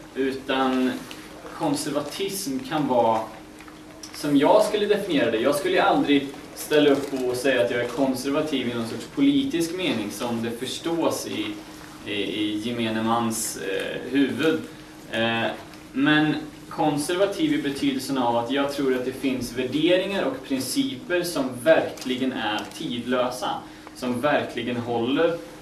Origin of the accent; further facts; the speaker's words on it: Västergötland, Västra Götaland, Sweden; now in Uppsala, Sweden; Jag kommer från Västergötland om det är någon som undrar var dialekt kommer ifrån